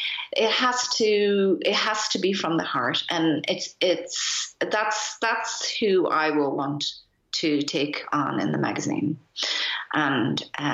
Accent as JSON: {"language": "English", "country": "Ireland", "tie": "born or raised there", "moved": "yes", "lives_now": "Berlin, Germany", "said": "I'm Irish. I mean, my parents are Japanese, but I grew up in Ireland."}